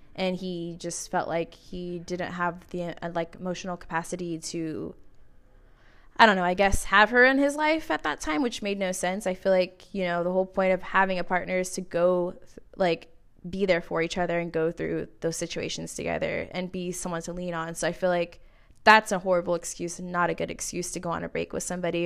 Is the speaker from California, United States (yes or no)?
yes; California, United States; now in Arizona, United States; I'm from California originally